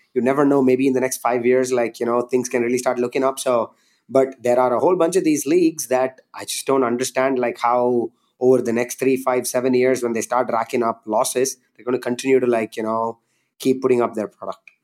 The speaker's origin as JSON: {"language": "English", "country": "India", "tie": "born or raised there", "said": "growing up in India, like, I just loved and played cricket every day"}